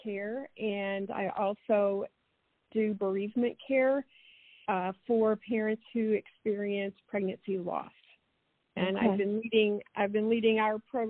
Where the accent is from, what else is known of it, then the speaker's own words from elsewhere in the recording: Houston, Texas, United States; moved away as an adult; now in Southern Illinois, United States; I did grow up in Houston and went to college in Texas